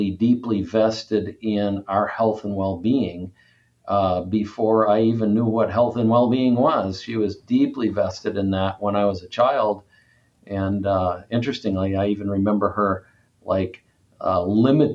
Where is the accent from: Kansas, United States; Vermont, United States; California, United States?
Vermont, United States; Cabot; I was raised in a little town in northern Vermont called Cabot, Vermont